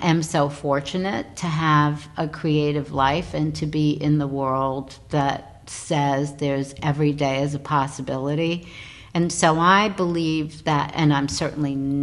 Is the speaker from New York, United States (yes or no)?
yes; New York, United States; I'm sitting in my hometown thinking, you know, okay, New York, I'm a New Yorker